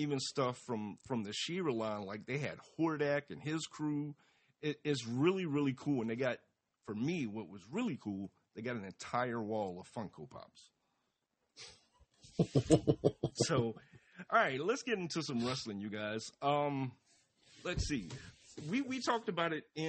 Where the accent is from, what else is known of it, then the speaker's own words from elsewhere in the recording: Atlanta, Georgia, United States; as a kid, especially growing up in Atlanta